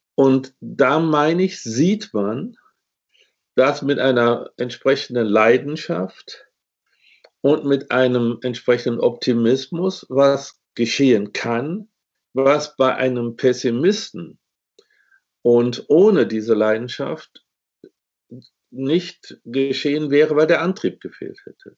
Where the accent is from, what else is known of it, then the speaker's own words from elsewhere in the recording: Germany; ich bin in Westdeutschland geboren.